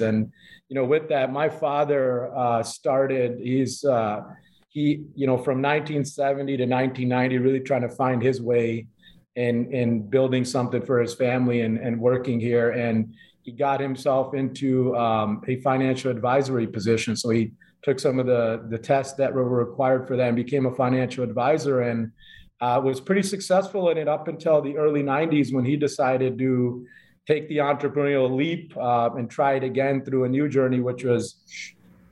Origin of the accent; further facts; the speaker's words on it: Chicago, Illinois, United States; first generation here, born and raised in Chicago